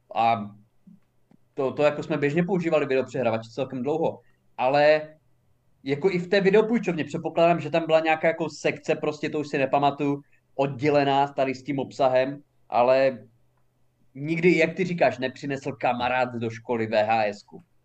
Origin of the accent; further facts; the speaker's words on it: Haná, Olomouc Region, Czechia; jsem žil na Hané a narodil jsem se tam